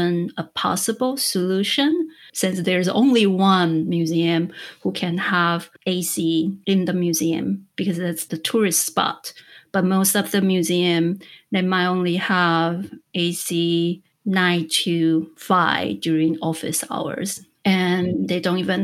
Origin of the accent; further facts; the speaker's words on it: Taiwan; I am born and raised in Taiwan